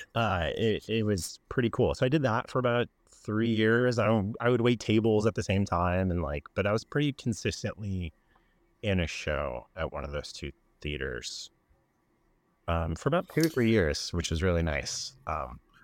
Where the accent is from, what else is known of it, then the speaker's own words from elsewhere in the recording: Chicago, Illinois, United States; moved away as an adult; also born or lived in Florida; born and raised in Chicago, I left when I was eighteen for school